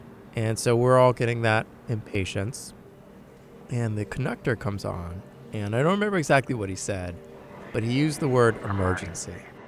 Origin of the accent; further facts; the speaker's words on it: New York, United States; Never had really anything happen on a train other than just the general grievances of being a New Yorker.